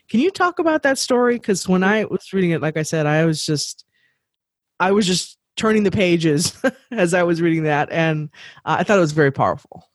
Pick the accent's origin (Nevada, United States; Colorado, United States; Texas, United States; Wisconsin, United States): Texas, United States; we're from Texas